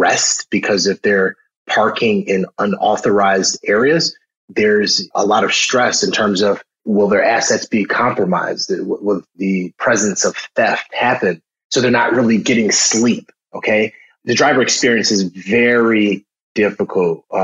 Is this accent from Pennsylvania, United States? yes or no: no; Chicago, Illinois, United States; I grew up in Chicago, south side of Chicago